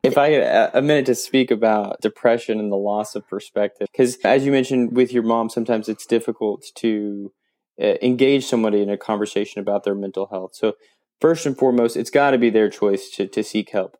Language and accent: English; Fort Smith, Arkansas, United States; I grew up in Fort Smith, so if anybody knows where that's at, it's on the Arkansas Oklahoma line.